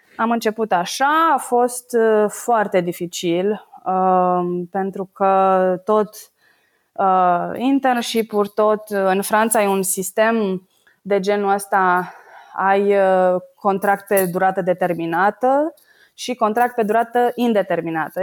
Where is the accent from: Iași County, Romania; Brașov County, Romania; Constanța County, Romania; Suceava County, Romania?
Brașov County, Romania; Brașov; moved away as an adult; also born or lived in Bucharest / Paris, France; now in Norway; Sunt din Brașov și uh, în prezent locuiesc în Norvegia din uh, august 2017.